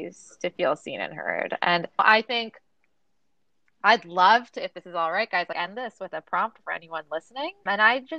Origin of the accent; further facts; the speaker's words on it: Toronto, Ontario, Canada; And I'm Canadian, right? So I grew up in Toronto, which is supposedly one of the most multicultural cities in the world.